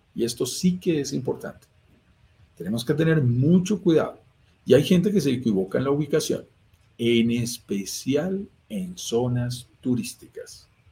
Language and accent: Spanish; Colombia; also born or lived in Bogotá, Colombia; Vivo en Bogotá, Colombia. Lo notarás por mi acento. Soy colombiano